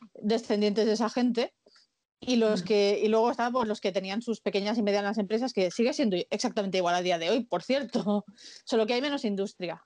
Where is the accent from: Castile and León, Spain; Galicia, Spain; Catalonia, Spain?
Catalonia, Spain; soy catalana, es verdad que no soy muy catalana, pero, pero yo nací aquí